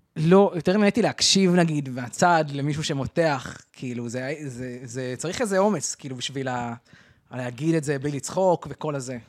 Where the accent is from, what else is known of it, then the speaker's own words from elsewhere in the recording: Arad, Southern District, Israel; גדלתי בערד